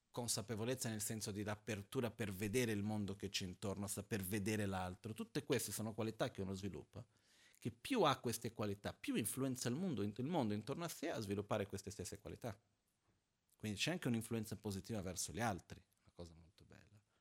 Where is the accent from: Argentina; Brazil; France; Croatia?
Brazil; moved away; quando ero ragazzino in Brasile, mi ricordo, avevo 10-11 anni